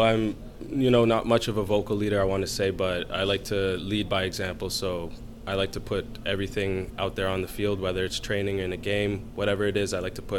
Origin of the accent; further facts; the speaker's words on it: Canada; having all of us be born and raised in Canada, that's, you know, a true testament to the Canadian talent pool that's coming up, especially offensively